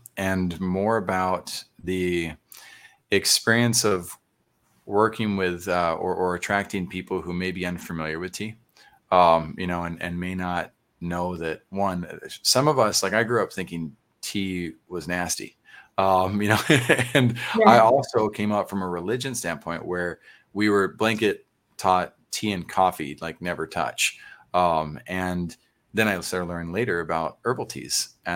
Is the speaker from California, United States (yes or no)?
no; San Antonio, Texas, United States; I grew up in Oak Meadow, which is right there on Northwest Military in Huebner